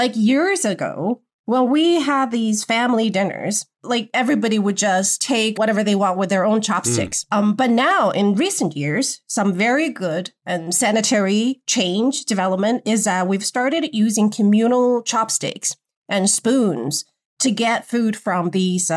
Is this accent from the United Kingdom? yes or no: no; Wuhan, Hubei, China; now in Beijing, China; I grew up in Wuhan